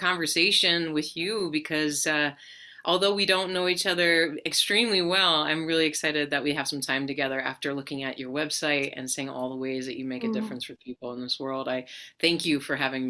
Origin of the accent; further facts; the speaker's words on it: Colorado, United States; I grew up in Colorado